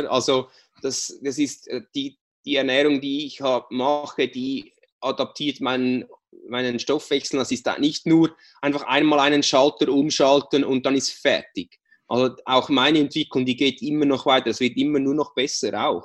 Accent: Switzerland; jetzt hast du fünf Monate äh, keine Schokolade gegessen, was als Schweizer ja wirklich was sehr Schlimmes ist.

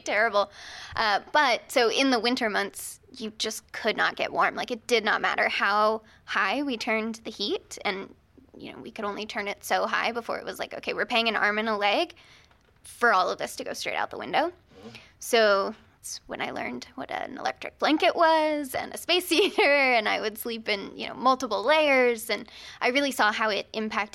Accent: Virginia Beach, Virginia, United States; I'm from Virginia Beach

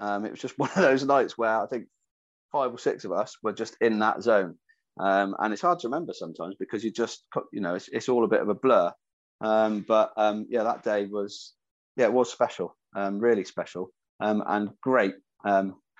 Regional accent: Yeovil, South West England, United Kingdom; representing my hometown club

